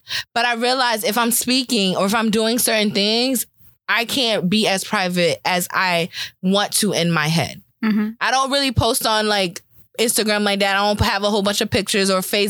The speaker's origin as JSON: {"language": "English", "town": "New York City", "region": "New York", "country": "United States", "said": "I'm from Brooklyn."}